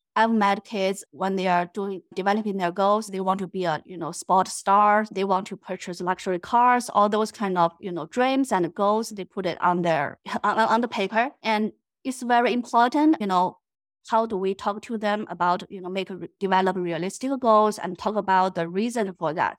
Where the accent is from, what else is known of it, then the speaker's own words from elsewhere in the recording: China; moved away as an adult; now in United States; I'm originally from China